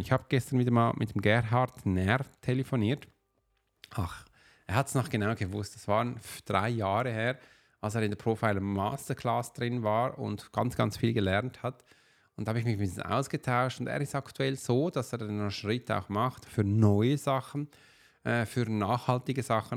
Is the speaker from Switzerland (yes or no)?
yes; Switzerland; Wir als Schweizer, also ich als Schweizer